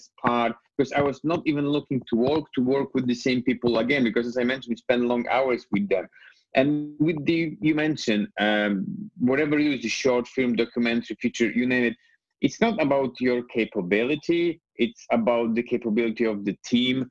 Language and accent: English; Poland; English is a second language; moved away as an adult; also born or lived in Scotland; the place where I was growing up in Poland